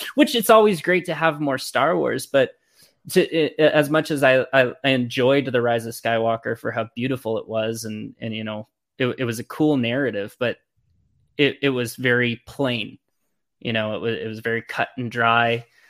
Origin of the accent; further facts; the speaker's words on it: Los Angeles, California, United States; now in Oklahoma City, United States; I'm originally from the Los Angeles area. Um, and I, today I live in Oklahoma City.